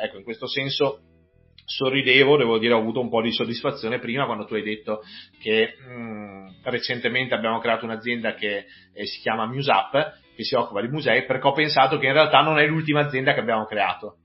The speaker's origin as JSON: {"language": "Italian", "town": "Vigo di Cadore", "region": "Veneto", "country": "Italy", "moved": "yes", "lives_now": "Belluno, Italy", "said": "io non sono neppure nato a belluno, anche se non, non molto lontano, nel senso che sono, vengo da Vigo di Cadore, mi sono trasferito a Belluno vent'anni fa"}